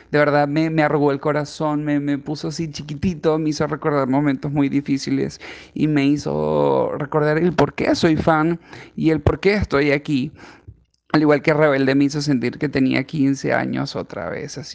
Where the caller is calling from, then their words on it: Lima, Peru; yo estoy en Lima, Perú.